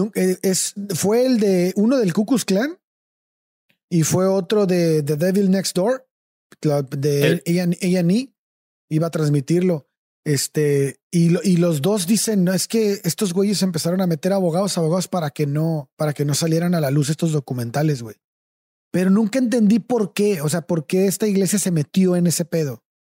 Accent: Mexico

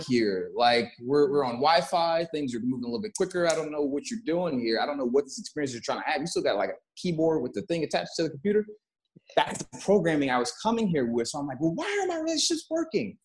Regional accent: Texas, United States; moved away; I come from Texas.

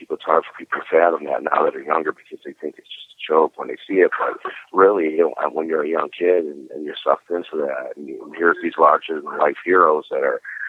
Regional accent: Cleveland, Ohio, United States; moved away as an adult; now in Florida, United States; I was born and raised in Cleveland.

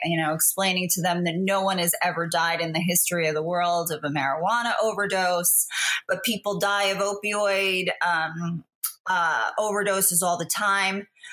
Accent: New Jersey, United States; it's my hometown

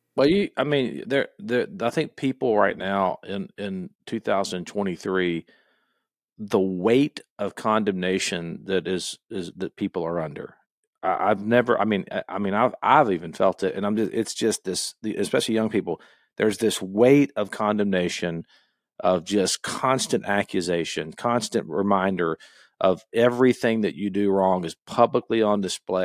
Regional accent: Gainesville, Florida, United States; I grew up in Gainesville

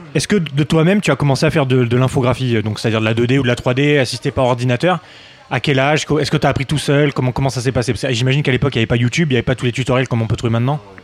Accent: small town in France near Geneva, Auvergne-Rhône-Alpes, France; moved away as an adult; now in Japan; Une petite ville

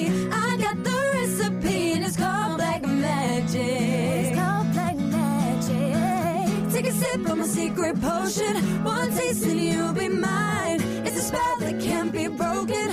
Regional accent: Canada; I'm from Canada, but currently traveling in the Los Angeles area

